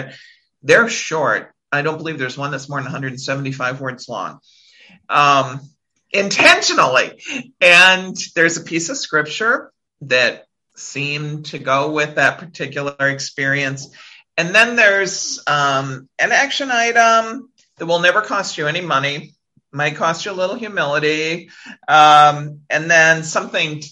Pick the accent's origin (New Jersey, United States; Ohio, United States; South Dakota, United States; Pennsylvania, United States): South Dakota, United States; now in Washington, DC area, United States; I'm a girl from South Dakota